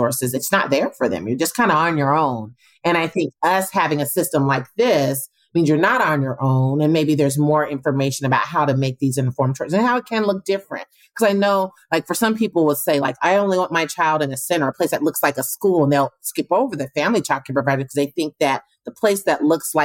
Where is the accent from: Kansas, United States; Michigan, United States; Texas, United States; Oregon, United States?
Oregon, United States; Portland; I'm from Portland, you know, went to Grant High School